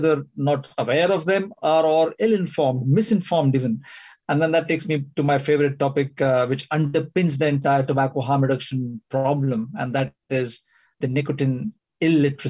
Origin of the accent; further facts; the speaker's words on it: India; moved away as an adult; also born or lived in California / Singapore / United Kingdom; I trained in medicine in India, did my postgraduate studies in California